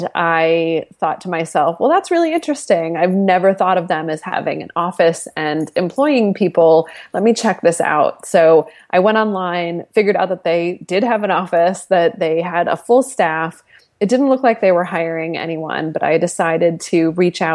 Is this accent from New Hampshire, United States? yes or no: yes; New Hampshire, United States; moved away as an adult; also born or lived in Southern California; now in New York, United States; I grew up in New Hampshire. I am an East Coast girl